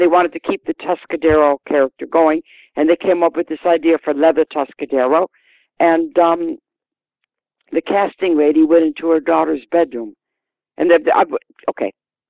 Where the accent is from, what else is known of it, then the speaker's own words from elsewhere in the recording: Detroit, Michigan, United States; now in England, United Kingdom; I'm Detroit. I'm Detroit through and through